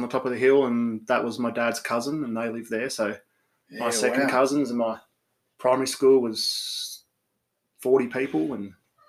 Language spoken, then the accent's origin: English; Australia; I grew up on a farm near Gundawindi.